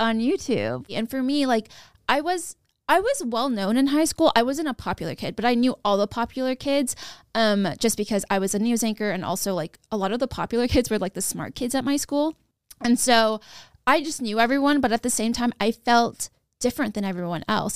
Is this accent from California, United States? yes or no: yes; Sacramento, California, United States; I grew up in Broderick, California, which is a suburb, which is a small neighborhood in Sacramento